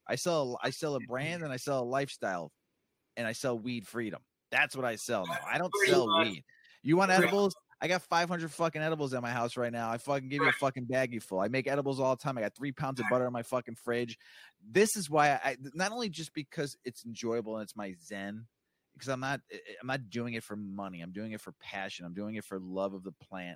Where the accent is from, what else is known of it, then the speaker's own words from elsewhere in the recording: West Palm Beach, Florida, United States; I grew up in West Palm Beach.